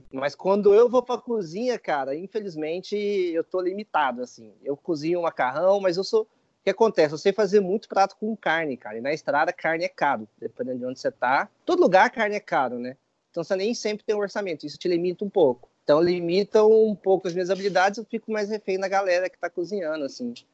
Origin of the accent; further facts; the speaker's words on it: Goiânia, Goiás, Brazil; moved away; Eu vim de Goiânia, né? Então, eu fui criado comendo churrasco cinco vezes por semana